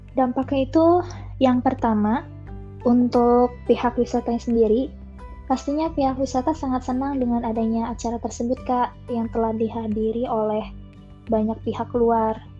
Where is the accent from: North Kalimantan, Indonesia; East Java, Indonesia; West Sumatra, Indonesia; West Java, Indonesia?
West Java, Indonesia; Kuningan; Aku berasal dari Kuningan, Jawa Barat